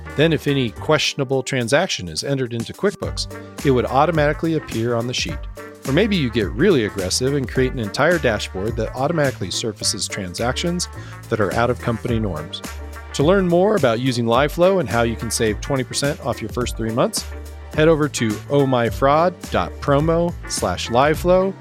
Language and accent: English; Midwest, United States; I grew up in the Midwest